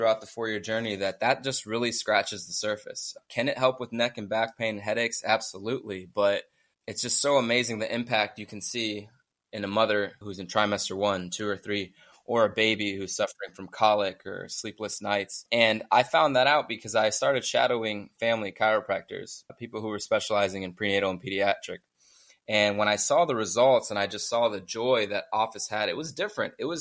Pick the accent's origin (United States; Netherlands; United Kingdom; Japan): United States; Miami, Florida; also born or lived in Coconut Creek, Florida; I was born and raised in Miami